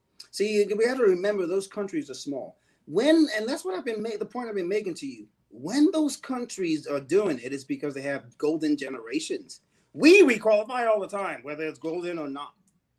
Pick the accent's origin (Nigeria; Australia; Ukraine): Nigeria; I've been clearly biased as a Nigerian.